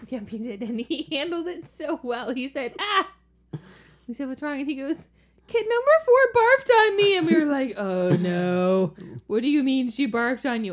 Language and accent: English; the South, United States; moved away; also born or lived in Virginia; I'm from the South, and we say pecans